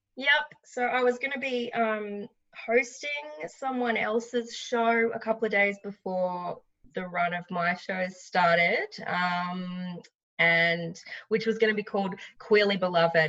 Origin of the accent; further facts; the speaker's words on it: Noosa, Queensland, Australia; also born or lived in Melbourne, Victoria; I'm originally from the Sunshine Coast, sort of around the Noosa area, but I lived in Melbourne for six years